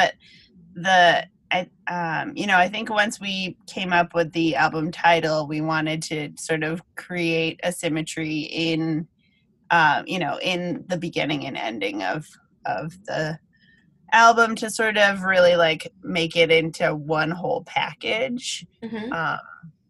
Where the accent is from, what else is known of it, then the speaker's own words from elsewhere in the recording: New England, United States; we're thinking about New England and growing up in New England a lot on the album for sure.